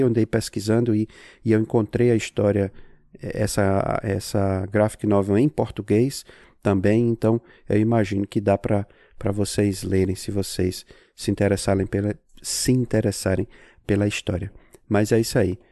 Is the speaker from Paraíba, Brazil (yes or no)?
no; Natal, Rio Grande do Norte, Brazil; also born or lived in Salem, Massachusetts, United States; now in Massachusetts, United States; Eu sou de Natal, mas eu moro aqui em Massachusetts, nos Estados Unidos